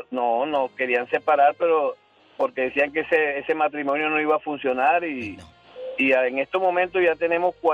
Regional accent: Barranquilla, Atlántico, Colombia; now in Kerman, United States; Barranquilla, Colombia. Soy de ah. Barranquilla, Colombia.

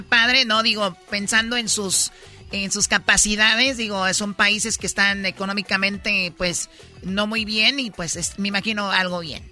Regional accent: Tepatitlán, Jalisco, Mexico; yo cuando era niña en Tepatitlán tuve una clase de taekwondo

